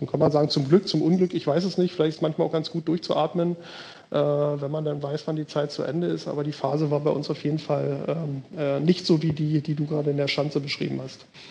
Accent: Berlin, Germany; moved away as an adult; also born or lived in Bergedorf, Hamburg; now in Hamburg, Germany; ich natürlich als gebürtiger Berliner

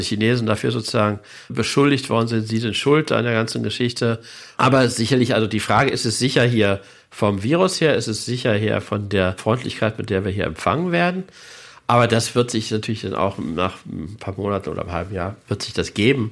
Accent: Germany; als Deutscher

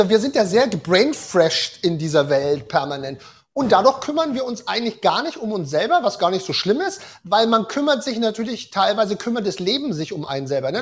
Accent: Germany; Bei uns in Deutschland

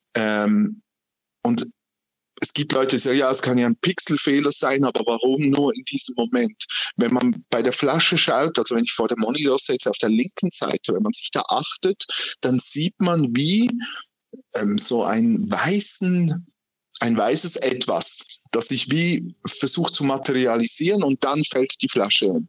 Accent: Aargau, Switzerland; ich als Aargauer

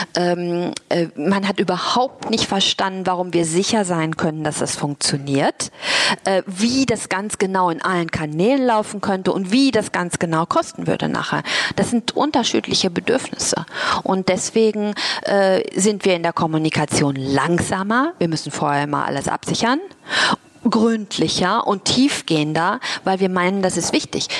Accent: Germany; accent: German; moved away as an adult; also born or lived in Asia; ich habe natürlich auch einen deutschen Akzent, das hört man.

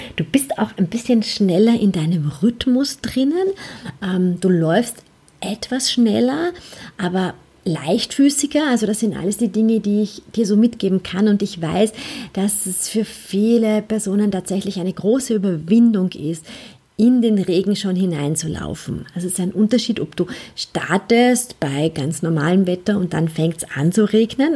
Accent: Vienna, Austria; Ich bin in Wien aufgewachsen, ähm, auch auf die Welt gekommen

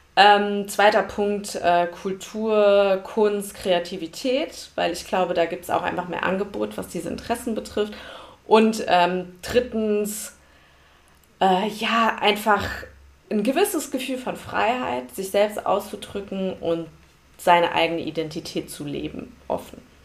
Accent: Frankfurt, Hesse, Germany; ich bin hier geboren

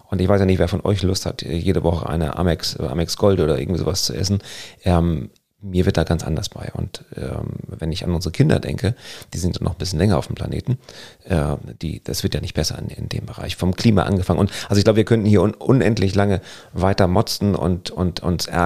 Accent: Northern Germany, Germany; Gerade so als, als Norddeutscher, und wir lieben es ja am, am Strand zu sein, egal ob Ostsee oder Nordsee

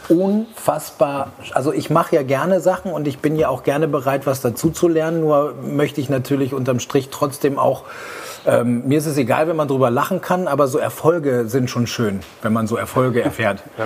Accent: Aurich, Lower Saxony, Germany; moved away; in Aurich, Ostfriesland, wo ich herkomme, schöne Grüße in die Heimat

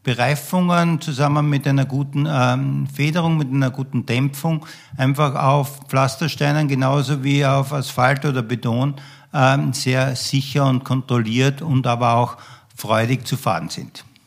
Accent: Graz, Styria, Austria; ich bin in äh, Österreich, in Graz aufgewachsen

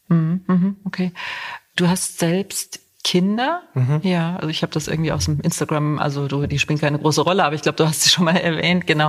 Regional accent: Saarland, Germany; moved away as an adult; also born or lived in Cologne / Munich; now in Göttingen, Germany; ich stamme aus dem Saarland

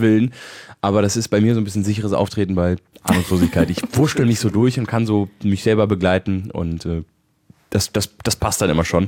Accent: Bonn, North Rhine-Westphalia, Germany; bei uns in Bonn, war meine Mutter schwanger mit mir

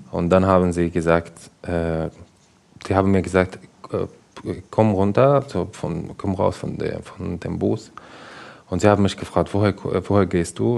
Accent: Damascus, Damascus Governorate, Syria; German is a second language; moved away as an adult; now in Germany; ich komme aus Damaskus, aus Syrien

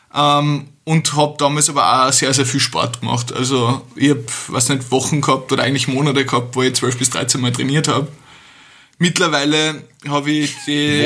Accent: Austria; also born or lived in Vienna; bei uns in Österreich

